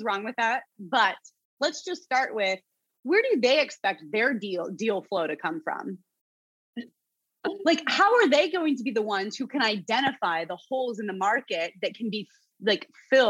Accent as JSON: {"language": "English", "region": "New Jersey", "country": "United States", "said": "And I'm from Jersey and I don't give a F."}